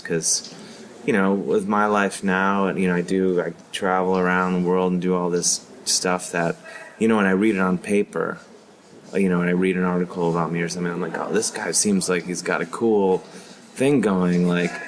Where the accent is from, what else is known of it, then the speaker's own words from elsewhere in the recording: Cleveland, Ohio, United States; I'm from Ohio, I'm from Cleveland, Ohio.